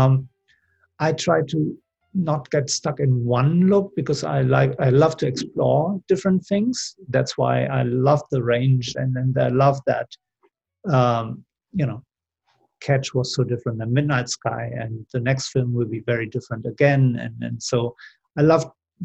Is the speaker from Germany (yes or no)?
yes; Germany; moved away as an adult; also born or lived in Seville, Spain / London; I grew up in Germany